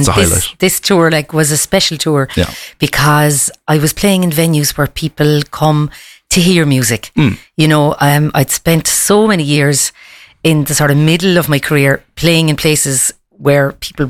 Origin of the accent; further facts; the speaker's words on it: Ireland; also born or lived in Kazakhstan; being Irish as well does help.